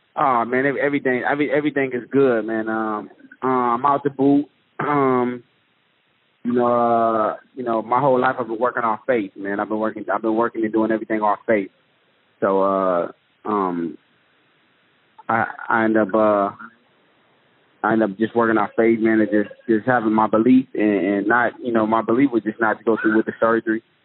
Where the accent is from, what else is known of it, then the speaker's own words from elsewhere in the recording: Detroit, Michigan, United States; I'm from Detroit.